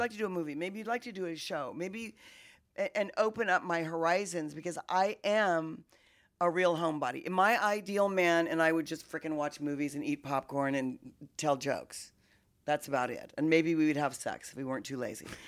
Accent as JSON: {"language": "English", "town": "Wichita", "region": "Kansas", "country": "United States", "tie": "born or raised there", "said": "I come from Wichita, Kansas"}